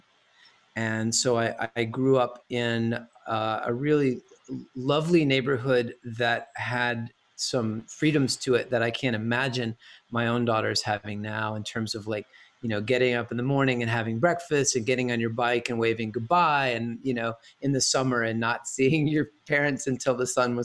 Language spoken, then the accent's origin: English; Chattanooga, Tennessee, United States; also born or lived in Lookout Mountain; now in Los Angeles, United States; I am originally from Chattanooga, Tennessee